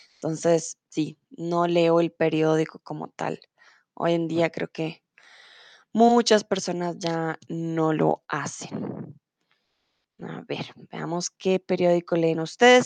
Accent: Colombia; moved away as an adult; now in Germany; soy de Colombia

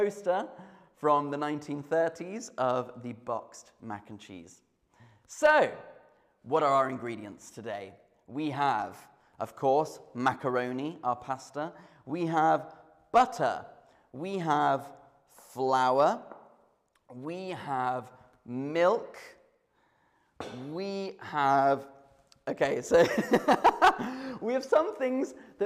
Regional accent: United Kingdom; I am British

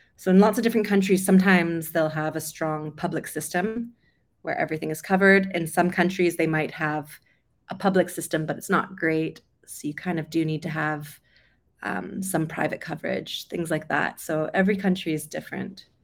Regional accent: Vancouver, British Columbia, Canada; moved away as an adult; also born or lived in London; I'm originally from Canada, over Vancouver on the West Coast.

